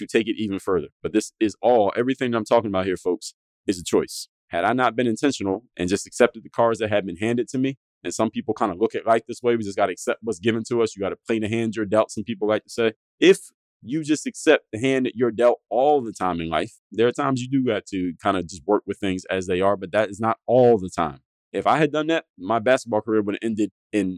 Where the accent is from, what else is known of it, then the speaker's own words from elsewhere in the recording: Philadelphia, Pennsylvania, United States; my hometown, Philadelphia